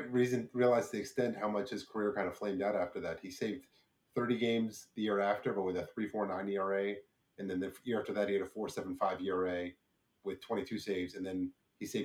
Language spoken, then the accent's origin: English; Brick, New Jersey, United States; Yeah, I'm from Brick.